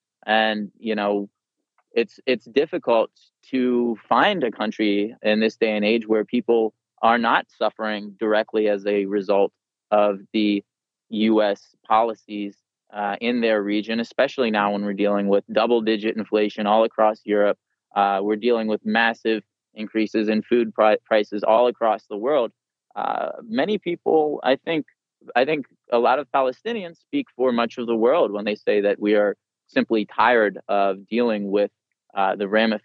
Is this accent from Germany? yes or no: no; United States; I'll tell people, you know, I'm an American.